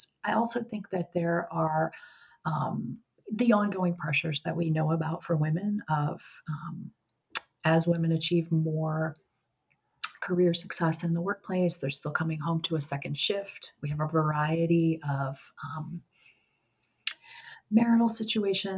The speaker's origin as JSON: {"language": "English", "town": "Baltimore", "region": "Maryland", "country": "United States", "moved": "as an adult", "lives_now": "Pittsburgh, United States", "said": "I'm originally from Baltimore, and we relocated to Pittsburgh, where I live now"}